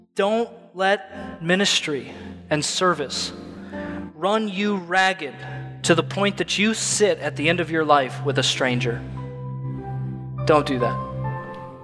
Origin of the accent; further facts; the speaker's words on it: Illinois, United States; moved away as an adult; now in Tampa, United States; I'm from Illinois